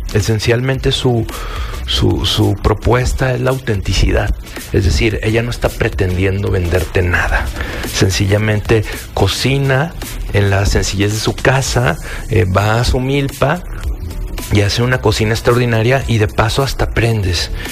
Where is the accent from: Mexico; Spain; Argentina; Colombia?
Mexico